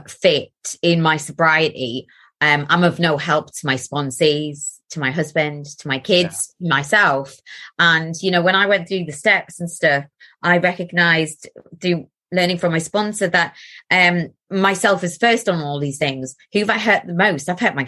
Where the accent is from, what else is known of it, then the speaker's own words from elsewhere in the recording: Gateshead, North East England, United Kingdom; accent: Geordie; moved away; I'm from Gateshead. Now I'll start a little bit more. Like, I'll sound more Geordie now that I'm talking about it. But I did move away from Gateshead when I was